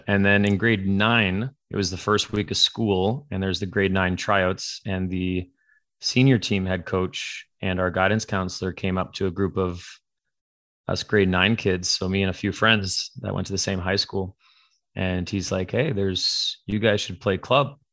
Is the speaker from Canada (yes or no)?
yes; Canada; moved away as an adult; also born or lived in Ontario; now in California, United States; born and raised in Canada